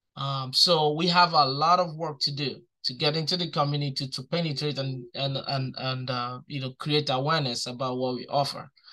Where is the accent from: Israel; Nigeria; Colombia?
Nigeria; also born or lived in New York City, United States; now in Albany, United States; I'm from Nigeria